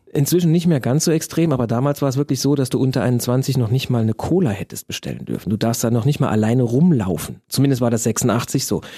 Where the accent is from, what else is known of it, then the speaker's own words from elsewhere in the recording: Germany; als Deutscher